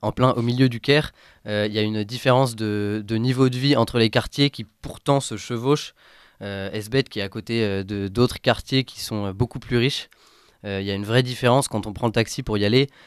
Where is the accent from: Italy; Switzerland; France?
France; chez nous en France